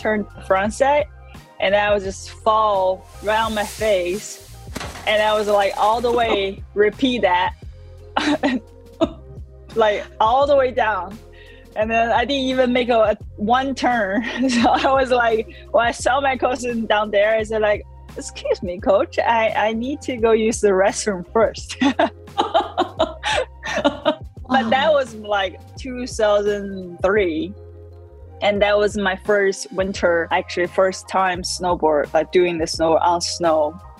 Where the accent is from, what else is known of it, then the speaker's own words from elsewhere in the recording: China; I'm from China, and I'm a snowboarder.